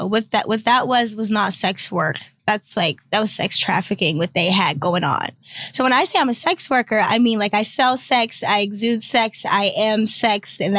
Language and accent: English; Detroit, Michigan, United States; now in Atlanta, United States; I'm from Detroit.